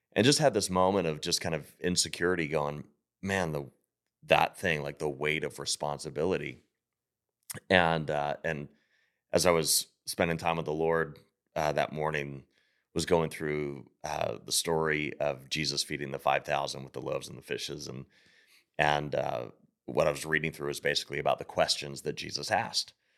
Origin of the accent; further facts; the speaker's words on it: Pittsburgh, Pennsylvania, United States; moved away; I grew up in Pittsburgh.